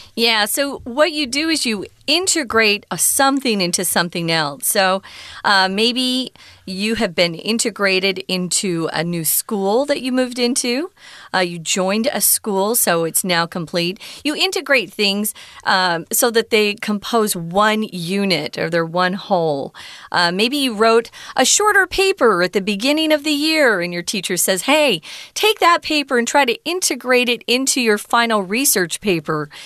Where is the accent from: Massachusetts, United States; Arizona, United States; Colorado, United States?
Arizona, United States; Mesa; we have a main street in my city where I grew up in Mesa, Arizona